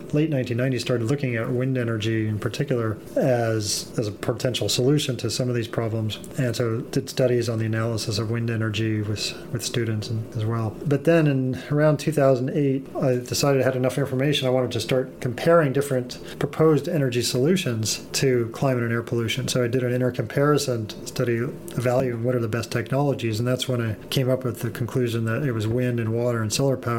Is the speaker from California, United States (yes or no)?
yes; Los Altos, California, United States; In Los Altos.